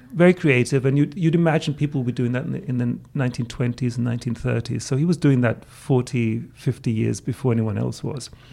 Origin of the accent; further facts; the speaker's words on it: Greece; first language German; English is a second language; moved away; also born or lived in England; my father was English of Turkish background, but I was raised in Greece. My mother was Austrian